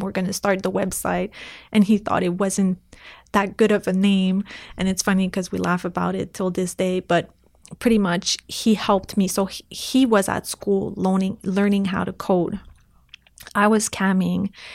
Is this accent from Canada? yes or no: yes; Canada; English is a second language; I'm, I'm French Canadian, and at that time, I couldn't really speak English really well